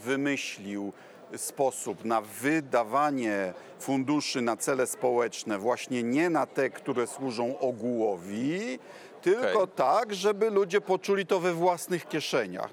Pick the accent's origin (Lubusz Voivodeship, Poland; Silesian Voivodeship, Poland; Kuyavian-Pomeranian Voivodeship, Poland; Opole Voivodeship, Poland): Kuyavian-Pomeranian Voivodeship, Poland; u nas w Kujawsko-Pomorskiem